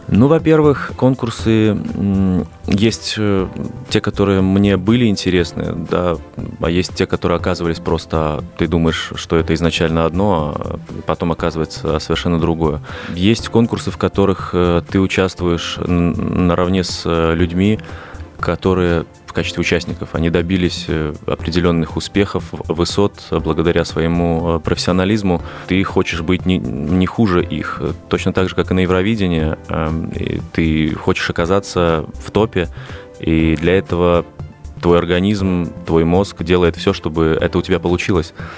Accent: Minsk, Belarus; moved away as an adult; now in Moscow, Russia; Я родился банально в Минске, э, вот, э, практически в самом центре города, и до 22 лет э, жил там

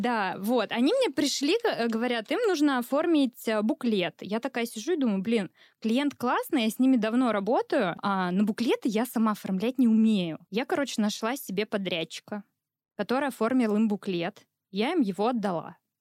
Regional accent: Volgograd, Volgograd Oblast, Russia; я из Волгограда

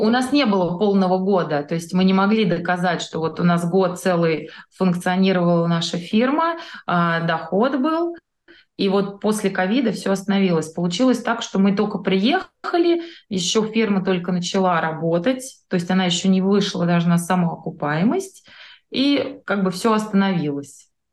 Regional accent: Moscow, Russia; moved away as an adult; now in Slovenia; мы из Москвы

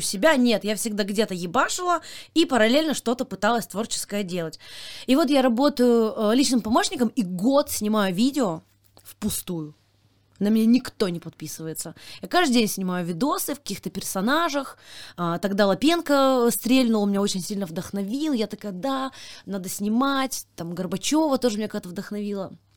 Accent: Kasli, Chelyabinsk Oblast, Russia; moved away; я из Кослей, из маленькой деревни в Челябинской области

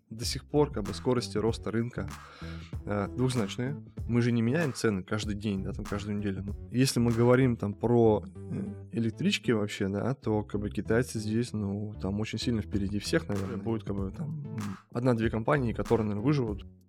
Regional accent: Chelyabinsk Oblast, Russia; moved away; Сам я из, из Челябинской области, простой парень

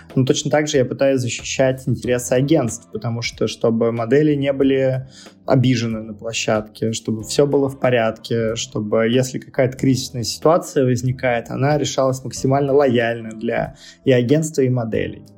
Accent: Nizhny Novgorod, Nizhny Novgorod Oblast, Russia; moved away; нахожусь сейчас в Нижнем Новгороде, э, у себя на малой родине

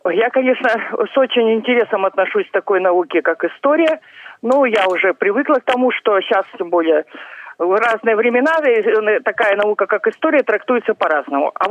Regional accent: Irkutsk, Irkutsk Oblast, Russia; я конечно, как иркутянка

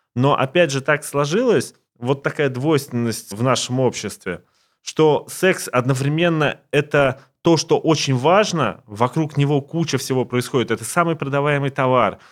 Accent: Siberia, Russia; now in Moscow, Russia; я сам не из Москвы, я из Сибири, и вырос в очень маленьком городке

